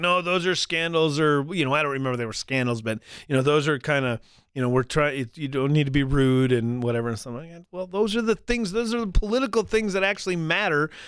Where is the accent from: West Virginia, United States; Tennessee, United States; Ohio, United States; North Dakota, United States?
North Dakota, United States; also born or lived in Colorado Springs; I grew up in North Dakota here